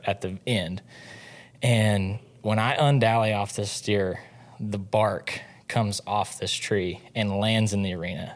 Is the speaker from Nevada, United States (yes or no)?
no; Mooreland, Oklahoma, United States; moved away; also born or lived in Stephenville, Texas; I grew up in Oklahoma, a little town in northwest Oklahoma called Moreland